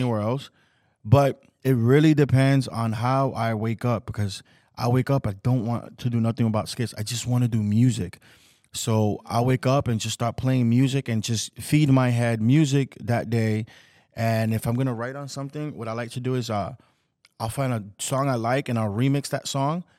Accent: New York City, New York, United States; also born or lived in Washington Heights, New York; I was born, I was raised in the Bronx.

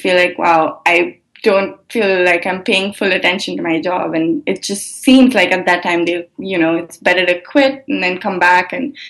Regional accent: India; now in United States; I learned that I grew up in India, and when I moved here

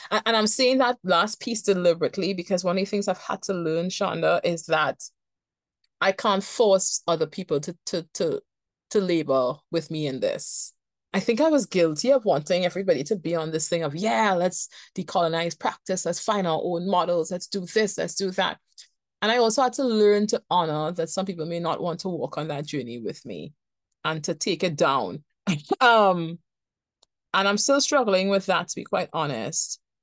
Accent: Trinidad & Tobago; I am from Trinidad and Tobago and I live in Trinidad and Tobago

